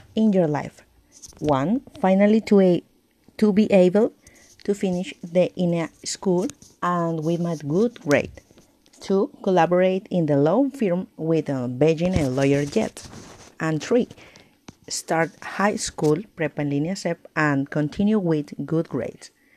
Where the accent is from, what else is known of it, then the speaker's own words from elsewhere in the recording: Monterrey, Nuevo León, Mexico; English is a second language; now in Juárez, Mexico; I was born in Monterrey, Nuevo León.